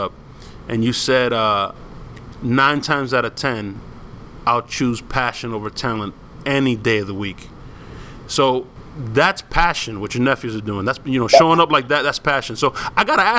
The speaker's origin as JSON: {"language": "English", "town": "Miami", "region": "Florida", "country": "United States", "tie": "born or raised there", "said": "I grew up in Miami"}